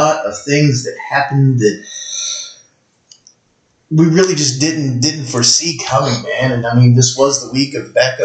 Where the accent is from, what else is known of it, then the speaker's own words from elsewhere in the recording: Eastern Kentucky, United States; moved away; I'm originally from Eastern Kentucky